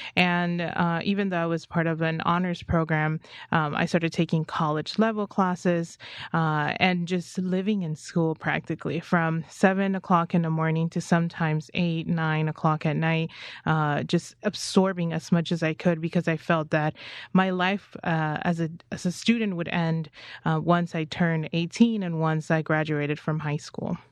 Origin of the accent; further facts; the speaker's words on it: United States; I'm an American